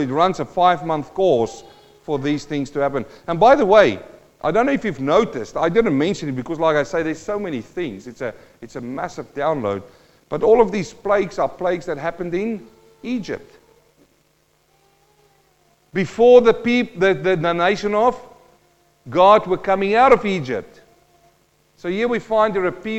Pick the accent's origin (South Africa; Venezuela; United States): South Africa; Western Transvaal; also born or lived in New Zealand; now in Australia; I'm a boy from the Western Transvaal in South Africa.